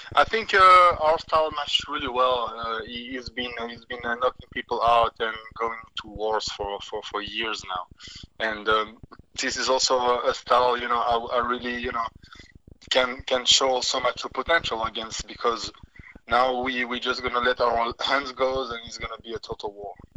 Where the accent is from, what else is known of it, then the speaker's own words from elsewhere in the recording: Switzerland; I can fight in Switzerland next, in my you know in my home country